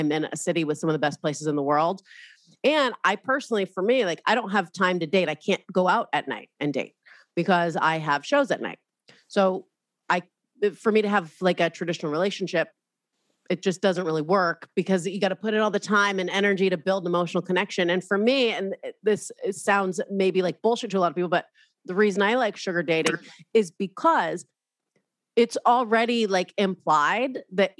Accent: Southern California, United States; I'm from Southern California

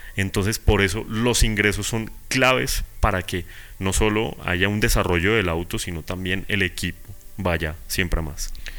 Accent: Bogotá, Colombia

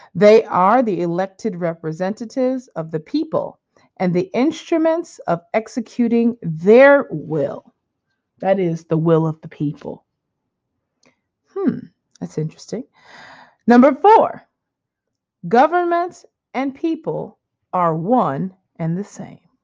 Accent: United States; moved away as an adult; as an American now living outside of America for such a long time

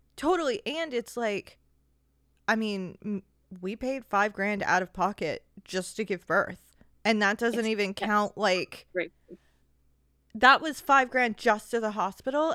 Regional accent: United States; as an American

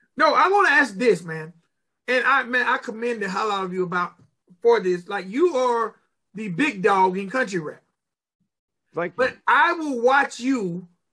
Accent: Georgia, United States; I'm from Georgia

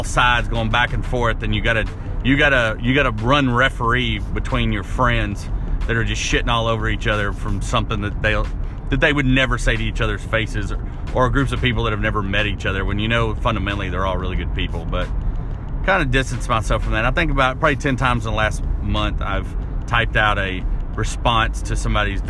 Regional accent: Arkansas, United States; now in Lebanon; growing up in Arkansas in a small town

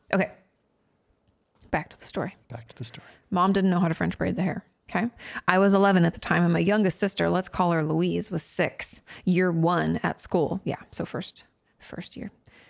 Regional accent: Australia; For context, I grew up in Australia and we wore uniforms to school.

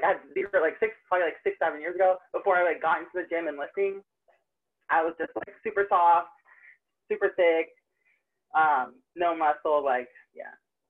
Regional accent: Tampa, Florida, United States; Tampa, Florida.

